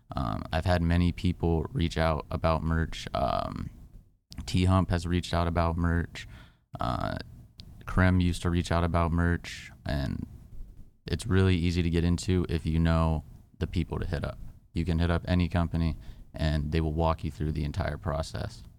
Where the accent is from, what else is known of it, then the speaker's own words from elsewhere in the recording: California, United States; I grew up in Cali